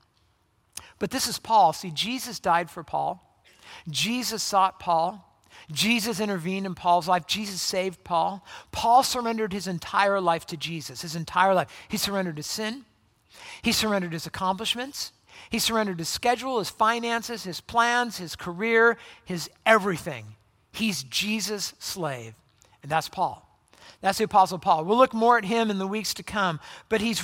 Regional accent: La Habra, California, United States; I grew up in Southern California. I grew up in a town called La Habra

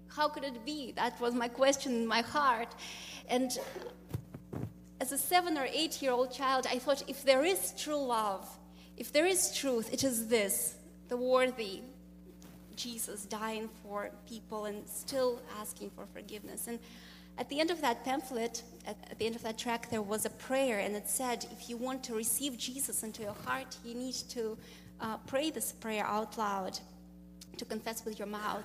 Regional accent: Russia; moved away as an adult; I'm from Russia, and uh, interestingly, I grew up in a country, I was born in a country that doesn't exist anymore, Soviet Union.

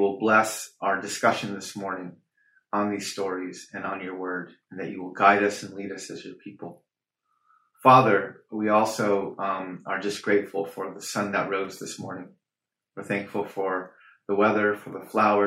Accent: Navajo Nation, United States; It's one of the original clans of our Navajo people

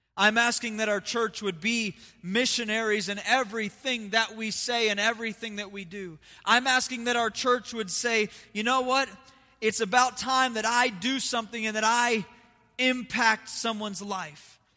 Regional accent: United States; also born or lived in Las Vegas; I'm still an American.

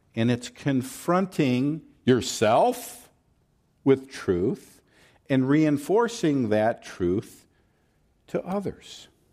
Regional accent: the South, Southern United States, United States; accent: Southern; I'm gonna fall into my Southern accent at some point

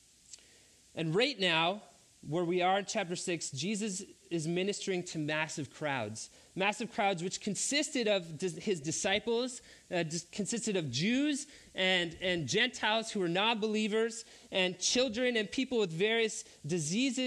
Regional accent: Three Hills, Alberta, Canada; I went to a public school where I grew up in Three Hills, Alberta, in elementary school

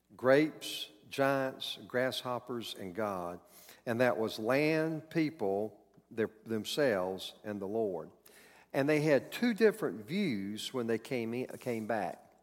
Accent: North Carolina, United States; moved away as an adult; also born or lived in Chicago / Minneapolis, Minnesota; I grew up in North Carolina

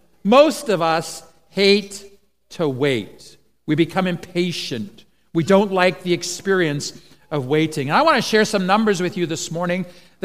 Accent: Eswatini; now in Canada; then my parents went on to be missionaries in Swaziland, and so I grew up in Swaziland, and then eventually they emigrated to Canada, and so that's why we find ourselves here.

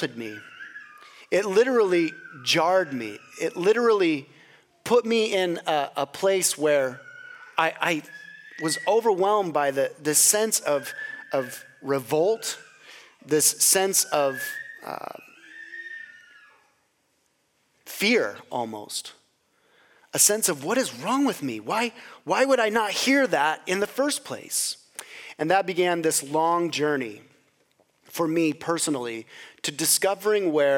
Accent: Gooding, Idaho, United States; moved away; the state of my hometown, Gooding, Idaho.

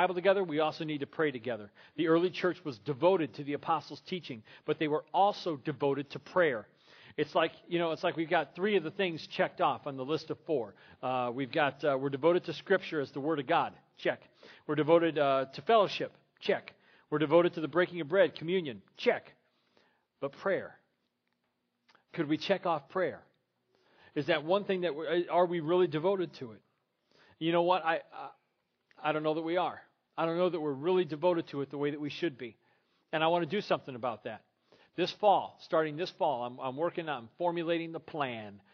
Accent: Crown Point, Indiana, United States; also born or lived in Terre Haute, Indiana / Lincoln, Illinois / Atwood, Illinois / Forest Lake, Minnesota; now in Griffith, United States; I grew up at First Christian Church in Crown Point, Indiana

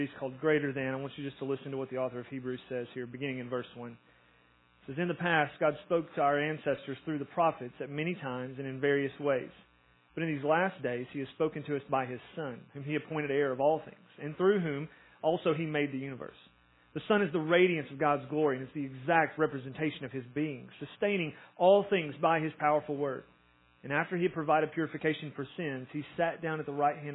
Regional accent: Tennessee, United States; we're from Tennessee

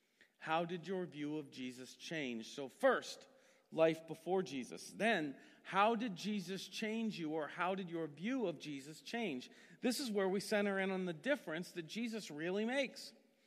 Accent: Massillon, Ohio, United States; I grew up in Maslin and was a Methodist my whole life

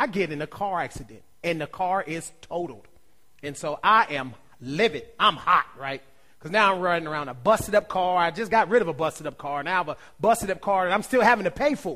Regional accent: Ohio, United States; I'm from Ohio

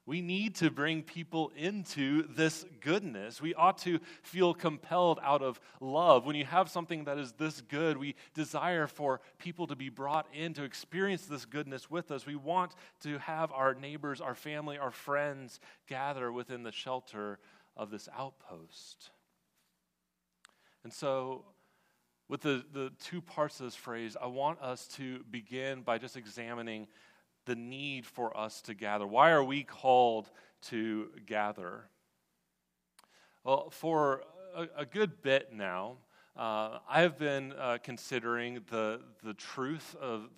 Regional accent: West Coast, United States; now in Washington, D.C. area, United States; I'm actually from the West Coast

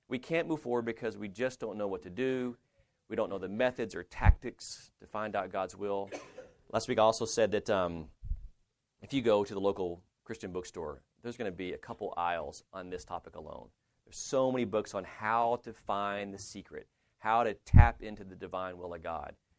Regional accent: Lubbock, Texas, United States; I'm from Lubbock

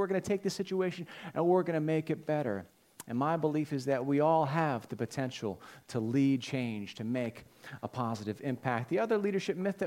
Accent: Holmes, Pennsylvania, United States; moved away as an adult; now in Norwood, United States; I live in Norwood now. I grew up in Holmes

